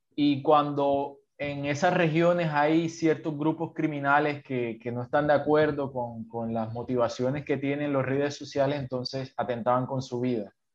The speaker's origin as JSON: {"language": "Spanish", "town": "Sincelejo", "region": "Sucre", "country": "Colombia", "moved": "as an adult", "lives_now": "Cartagena, Colombia", "said": "yo soy de una ciudad pequeña de Colombia, de, del norte de Colombia, que se llama Cincelejo, pero ahorita ya llevo dos años viviendo en, en una ciudad"}